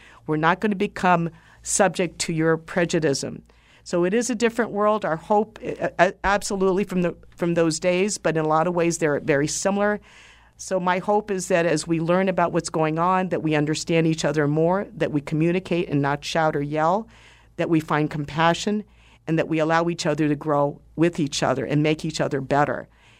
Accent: Washington, United States; I do remember there were incidences growing up in Washington in the 60s where I would get the up and down look

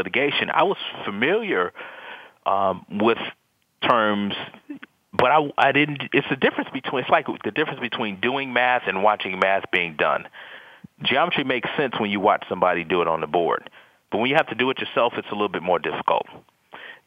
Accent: Detroit, Michigan, United States; I was from Detroit

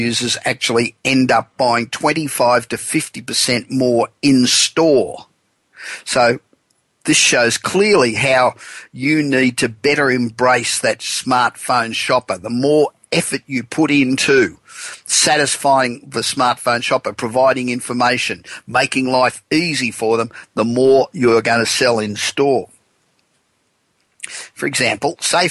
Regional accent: Los Angeles, California, United States; my hometown of Los Angeles, the City of Angels

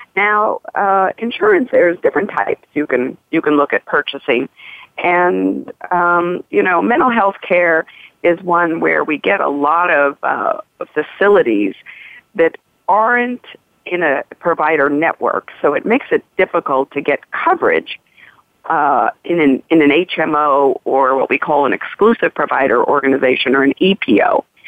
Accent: Missouri, United States; I'm from the Show Me State, Missouri

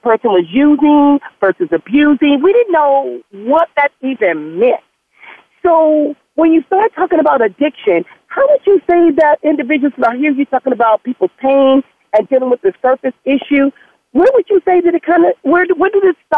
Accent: Compton, California, United States; growing up in Compton

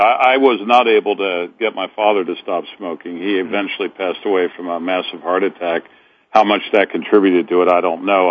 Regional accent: Cincinnati, Ohio, United States; in my hometown of Cincinnati

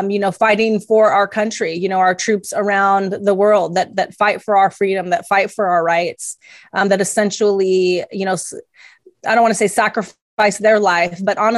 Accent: Italy; also born or lived in Greece; I was raised in Italy and Greece. My stepfather was in the army.

